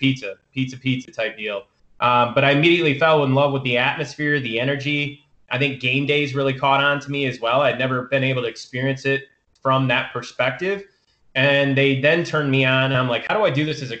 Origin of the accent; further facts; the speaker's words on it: Michigan, United States; moved away as an adult; growing up in Michigan, I only went to school an hour away from my hometown